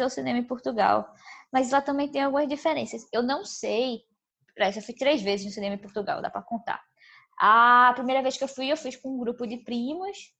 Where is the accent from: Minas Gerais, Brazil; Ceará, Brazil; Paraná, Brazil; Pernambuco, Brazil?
Pernambuco, Brazil; Recife; Mas a gente é de Recife